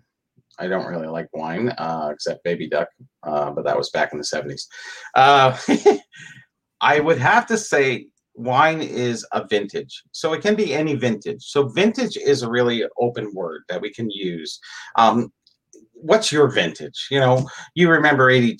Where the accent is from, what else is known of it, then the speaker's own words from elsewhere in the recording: Canada; I'm Canadian.